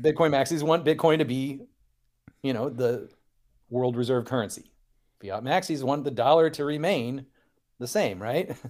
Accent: Central Illinois, United States; I'm from Central Illinois

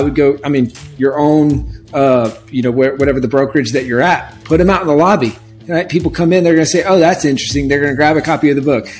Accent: South Carolina, United States; also born or lived in California; now in Austin, United States; Originally from South Carolina

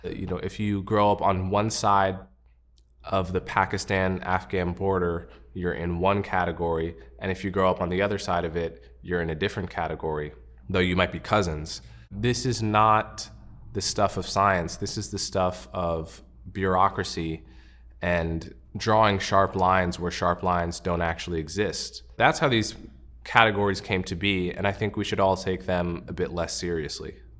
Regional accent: United States; As an American

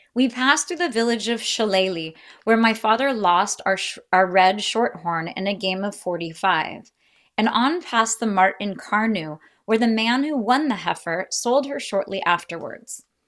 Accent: United States; as an American

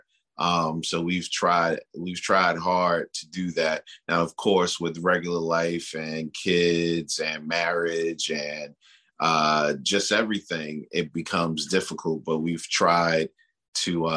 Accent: New York City, New York, United States; moved away; I am a New York City kid

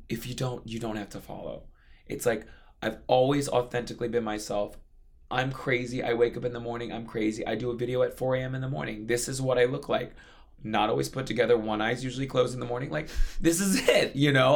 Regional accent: Hawaii, United States; now in New York City, United States; growing up in Hawaii

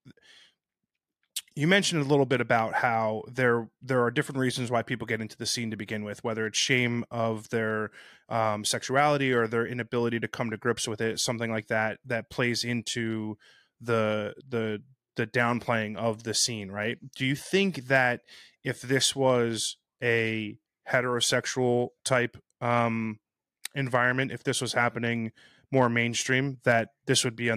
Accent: New Jersey, United States; I'm from New Jersey

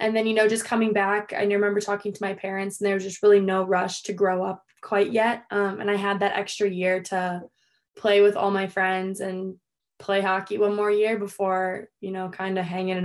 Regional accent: Woodbury, Minnesota, United States; I grew up in Woodbury, Minnesota, which is like the east side of the Twin Cities.

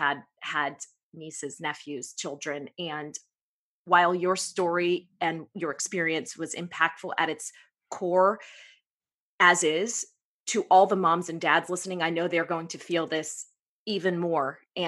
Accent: Pittsburgh, Pennsylvania, United States; we are both from Pittsburgh

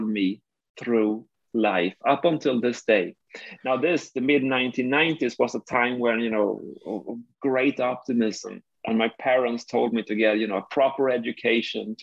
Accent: Skåne, Sweden; I grew up here in the south of Sweden in a small city located 40 kilometers north of Malmo.

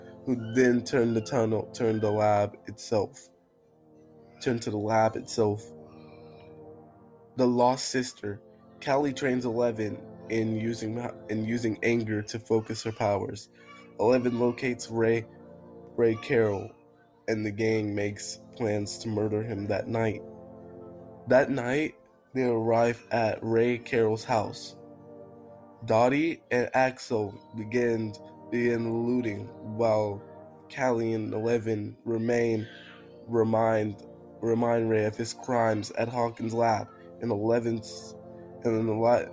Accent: United Kingdom; I'm British.

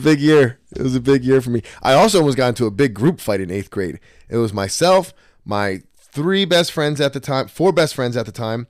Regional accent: Trenton, New Jersey, United States; I grew up in Trenton with a single mom.

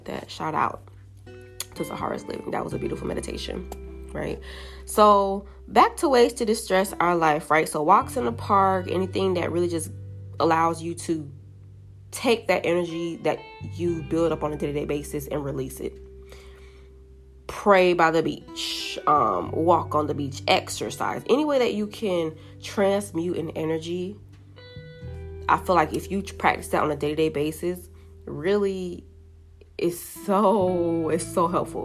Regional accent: Jamaica; I'm Jamaican

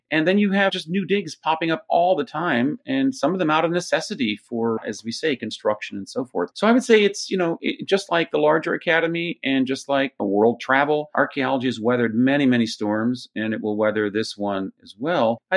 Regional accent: Jerusalem, Jerusalem District, Israel; also born or lived in United States; I'm from a mix because I grew up in Jerusalem, but I was trained partly in Jerusalem, partly in the States. So I'm part of that sort of, you know, Near Eastern Israeli world. I speak Hebrew and Arabic

